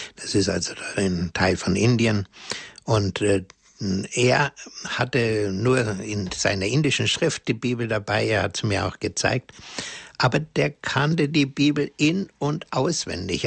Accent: Germany; bei uns in Deutschland

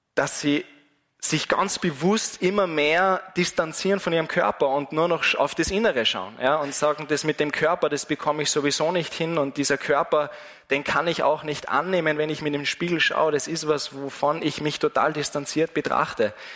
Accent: Wals-Siezenheim, Salzburg, Austria; von meiner Heimatgemeinde von Wals

